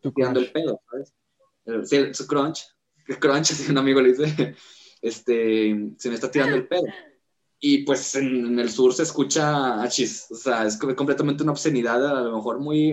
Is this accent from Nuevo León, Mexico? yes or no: yes; Nuevo León, Mexico; en el norte siempre son más acá como de, regios, o sea, así se nos conoce